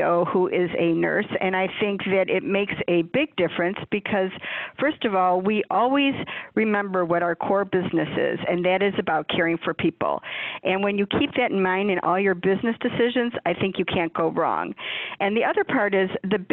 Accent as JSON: {"language": "English", "town": "Chicago", "region": "Illinois", "country": "United States", "tie": "born or raised there", "said": "I am from the Chicagoland area my entire life, never lived anywhere else"}